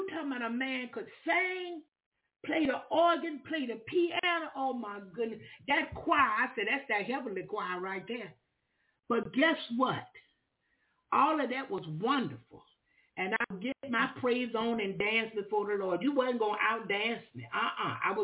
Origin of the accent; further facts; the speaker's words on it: Florida, United States; moved away; also born or lived in Alabama; I'm from Florida. I'm new in the neighborhood